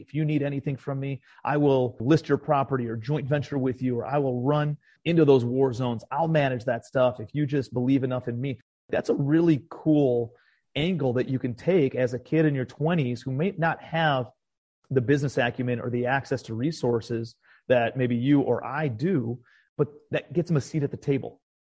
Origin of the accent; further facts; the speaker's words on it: Cleveland, Ohio, United States; moved away as an adult; also born or lived in New York City; now in Charleston, United States; I'm a kid from Cleveland, Ohio originally